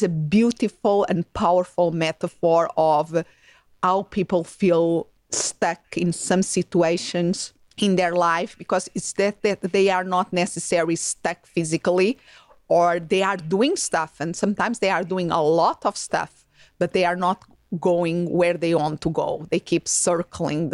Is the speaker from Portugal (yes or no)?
yes; Portugal; now in United States; I'm originally from Europe, from Portugal